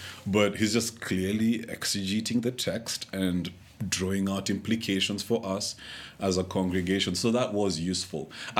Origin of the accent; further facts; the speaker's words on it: Kenya; This is the time when I felt, you know, least proud of actually being a Kenyan.